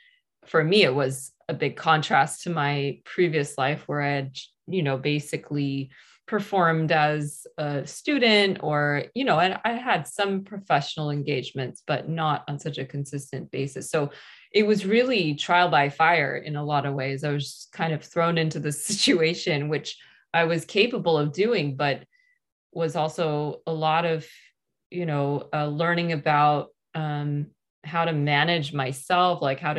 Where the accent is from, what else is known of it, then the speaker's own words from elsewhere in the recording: California, United States; also born or lived in New York / Armenia (ancestry); now in Los Angeles, United States; growing up in California